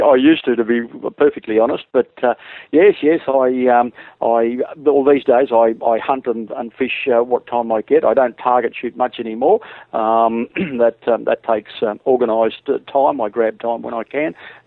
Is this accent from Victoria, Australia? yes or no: no; Queensland, Australia; I come from Queensland